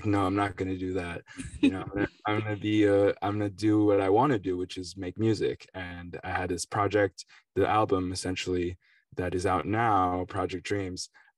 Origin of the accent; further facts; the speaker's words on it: Connecticut, United States; I'm just like a musician, I guess, like a guy from Connecticut, New York City area. You know, I'm French American and Italian as well. Went to a French school in New York, you know, for high school, University of Chicago for college.